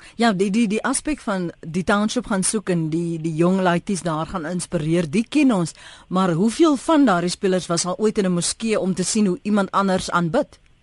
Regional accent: South Africa; ons as Suid-Afrikaners

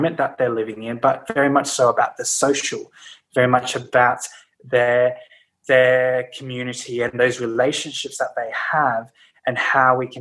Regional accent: Brisbane, Queensland, Australia; moved away as an adult; now in Sydney, Australia; I grew up in Brisbane, actually, and moved to Sydney. To study university in Sydney, and I've been in Sydney ever since, so really for about 12 years now

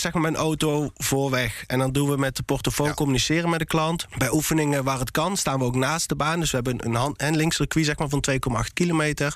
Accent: Eindhoven, North Brabant, Netherlands; in Eindhoven, waar ik vandaan kom

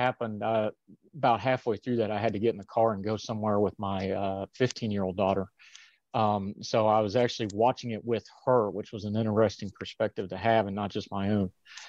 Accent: West Virginia, United States; accent: West Virginia; also born or lived in Europe; My accent has changed a bit, but that's the accent. It's West Virginia. If I go home for 2 days and go to Walmart two or three times, we're back to hollers and hills and yonders

